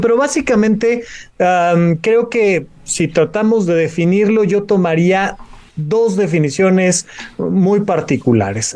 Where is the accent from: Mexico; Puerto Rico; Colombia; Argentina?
Mexico; nuestro país, México